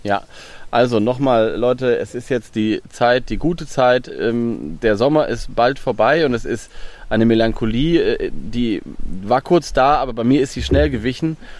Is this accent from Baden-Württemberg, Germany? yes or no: no; Lower Saxony, Germany; Ich komme aus Niedersachsen, aber Niedersachsen hat eine lange Küste und sehr viel Watt